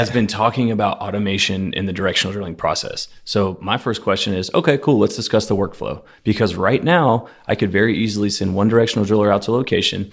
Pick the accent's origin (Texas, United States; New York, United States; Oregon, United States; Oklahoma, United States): Texas, United States; Houston; I grew up off of Fairbanks by the horse track